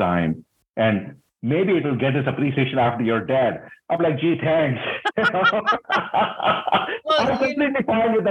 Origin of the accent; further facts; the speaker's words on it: India; moved away as an adult; also born or lived in Singapore; now in United States; I grew up in India, which is a very different culture.